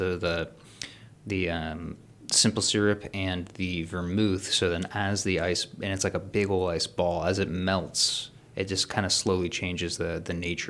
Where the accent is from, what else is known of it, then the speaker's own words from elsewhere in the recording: Cincinnati, Ohio, United States; I grew up in the Union Terminal gift shop